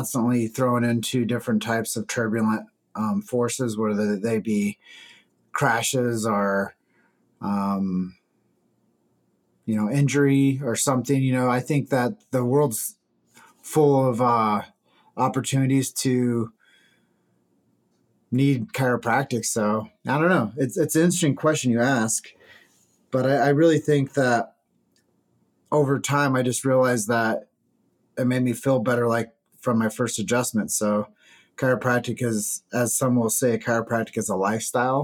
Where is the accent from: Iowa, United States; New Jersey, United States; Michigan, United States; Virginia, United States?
Iowa, United States; Davenport; I grew up in Davenport, Iowa.